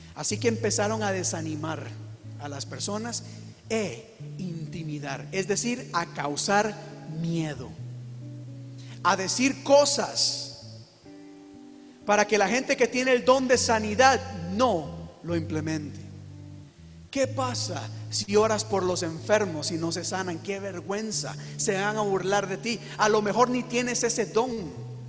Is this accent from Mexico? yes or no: no; Costa Rica; yo soy de Costa Rica